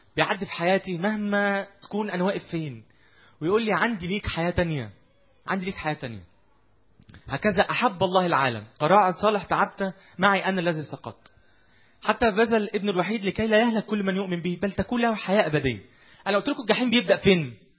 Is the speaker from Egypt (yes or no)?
yes; Egypt; احنا ما زلنا كمصريين